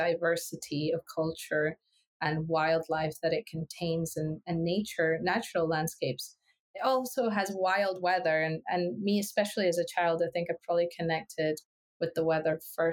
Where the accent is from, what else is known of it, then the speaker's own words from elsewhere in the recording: Ecuador; English is a second language; now in Scotland, United Kingdom; I grew up in Ecuador, which is in South America